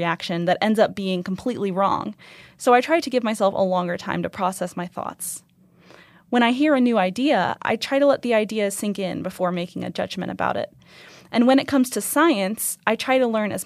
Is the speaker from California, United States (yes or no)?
no; Boise, Idaho, United States; moved away as an adult; now in Reno, United States; I grew up in Boise, Idaho